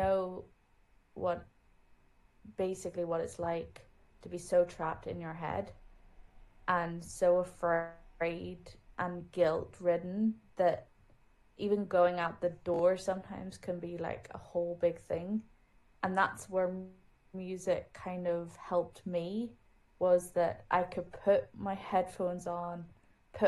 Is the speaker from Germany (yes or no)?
yes; Germany; moved away; I grew up in Germany